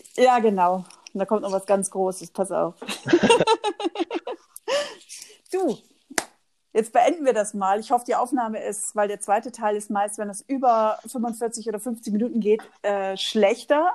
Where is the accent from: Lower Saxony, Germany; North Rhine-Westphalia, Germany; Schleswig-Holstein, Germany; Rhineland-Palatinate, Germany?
Lower Saxony, Germany; Oldenburg; accent: North German; moved away; Ich komme eigentlich aus Oldenburg bei, bei Bremen.